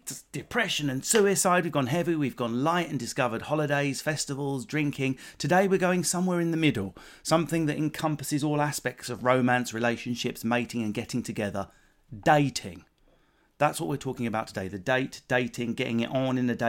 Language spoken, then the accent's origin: English; England, United Kingdom; being English